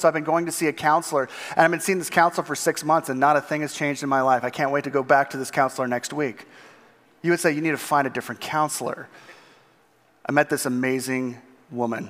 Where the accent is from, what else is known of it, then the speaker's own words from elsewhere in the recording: Southern California, United States; moved away as an adult; now in Minooka, United States; growing up in Southern California